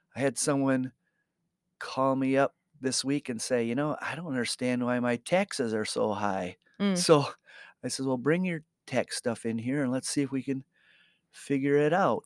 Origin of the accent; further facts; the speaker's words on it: Muskegon, Michigan, United States; moved away as an adult; now in Grand Rapids, United States; we we grew up in Muskegon